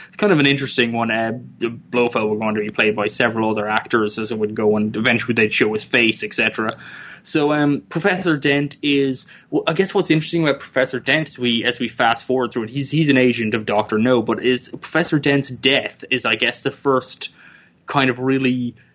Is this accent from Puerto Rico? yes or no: no; Ireland; I grew up in Ireland, where it's very cold